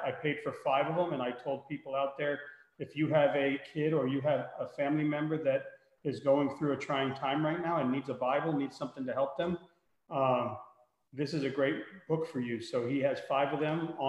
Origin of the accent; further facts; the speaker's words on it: Miami, Florida, United States; I'm from Miami, so I told him, you know, I'm from right there